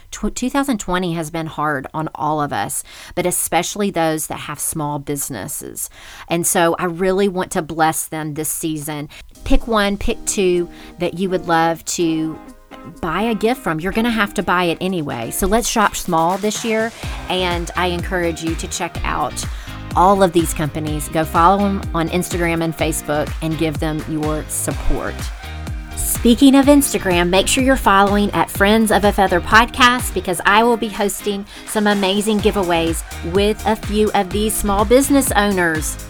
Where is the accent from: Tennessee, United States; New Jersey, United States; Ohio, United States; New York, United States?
Tennessee, United States; Memphis; Rachel and I grew up together in Memphis